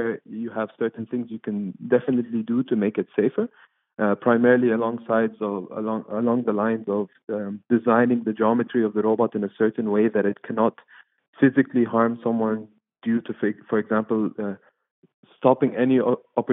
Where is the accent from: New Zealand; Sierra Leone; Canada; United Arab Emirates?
United Arab Emirates; Dubai; now in London, United Kingdom; I'm Egyptian, but I'm born and raised in Dubai.